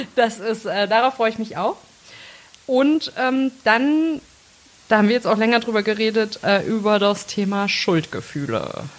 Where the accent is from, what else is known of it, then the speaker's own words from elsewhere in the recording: Melsungen, Hesse, Germany; now in Bonn, Germany; ich komme aus äh, Nordhessen, aus Melsung, absolute Lokalpatriotin